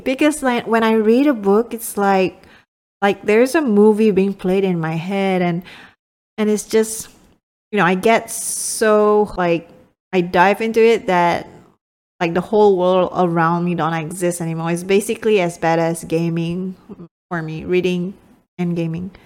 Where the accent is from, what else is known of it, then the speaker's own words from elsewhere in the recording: Malaysia; moved away; I'm speaking from, from my home country, Malaysia